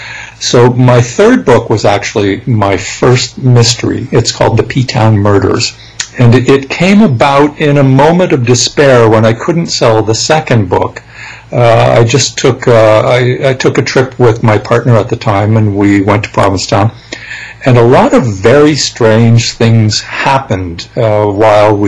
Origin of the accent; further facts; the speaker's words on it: Canada; I'm a Canadian.